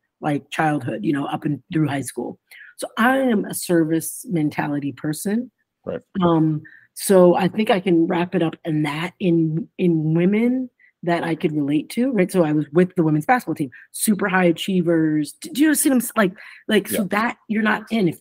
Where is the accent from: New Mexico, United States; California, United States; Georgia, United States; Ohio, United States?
Ohio, United States; moved away as an adult; also born or lived in Arkansas; growing up in Ohio.